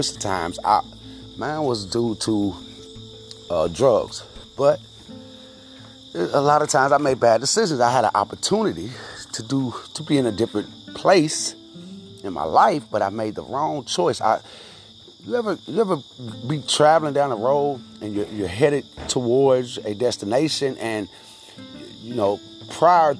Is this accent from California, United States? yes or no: no; Louisville, Kentucky, United States; now in Georgetown, United States; I'm from Louisville, Kentucky, and I'm currently staying in Georgetown, Kentucky